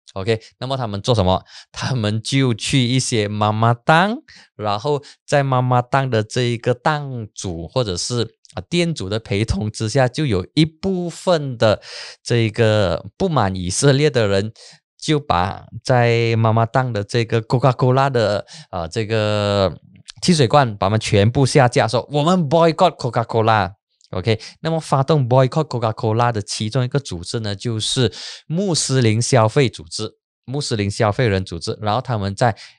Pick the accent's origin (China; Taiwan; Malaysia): Malaysia; Penang; 我的老家槟城